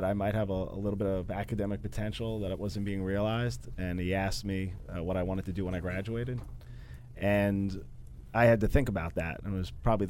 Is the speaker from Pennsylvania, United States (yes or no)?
no; Brentwood, New York, United States; I grew up in Brentwood, New York